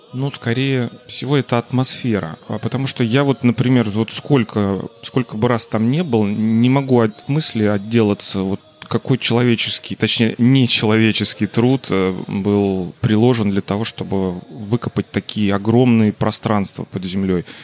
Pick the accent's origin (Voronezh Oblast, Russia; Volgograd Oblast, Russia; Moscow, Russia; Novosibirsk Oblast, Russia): Voronezh Oblast, Russia; Voronezh; я коренной воронежец, э, даже, можно сказать, сельский житель, живу в пригороде Воронежа